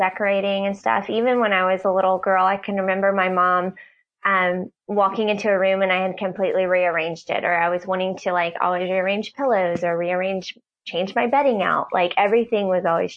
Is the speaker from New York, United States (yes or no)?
no; Nashville, Tennessee, United States; also born or lived in Knoxville, Tennessee; I grew up in the Nashville area